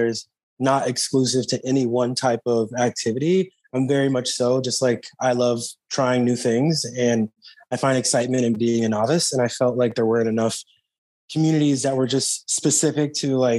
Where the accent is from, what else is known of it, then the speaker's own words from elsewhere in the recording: Texas, United States; moved away as an adult; also born or lived in Boulder, Colorado; I grew up in Texas